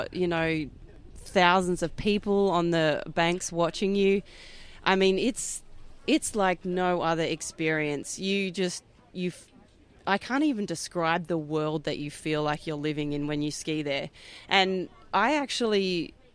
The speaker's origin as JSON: {"language": "English", "town": "Perth", "region": "Western Australia", "country": "Australia", "said": "I'm from Perth, Western Australia. I'm the only Western Australian woman to ever ski at the Masters"}